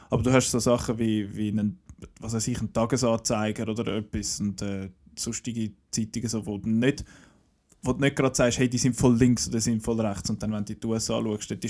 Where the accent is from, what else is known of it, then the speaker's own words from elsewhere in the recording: Switzerland; Bei uns in der Schweiz